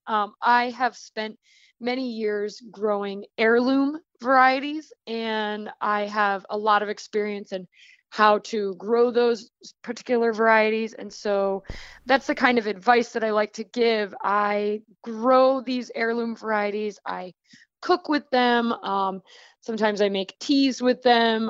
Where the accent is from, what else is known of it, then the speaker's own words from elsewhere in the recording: Rhode Island, United States; also born or lived in Missouri Ozarks; now in Florida, United States; I'm originally from Rhode Island, and then I was farming with Baker Creek in the Missouri Ozarks, and now I am gardening and farming in Florida.